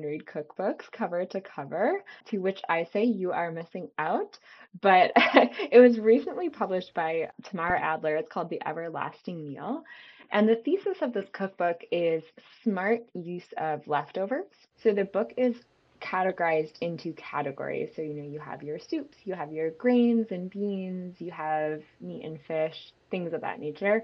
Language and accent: English; Syracuse, New York, United States; I'm from Syracuse